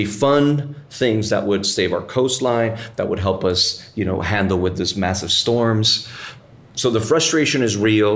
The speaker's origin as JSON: {"language": "English", "country": "Puerto Rico", "tie": "born or raised there", "said": "there's areas 10 minutes from where we're sitting right now, where when I was a kid, we could go to the beach"}